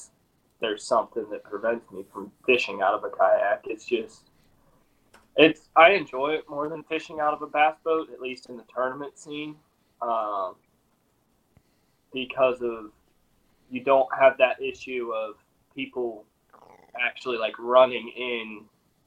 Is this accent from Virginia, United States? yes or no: yes; Central Virginia, United States; we grew up in Central Virginia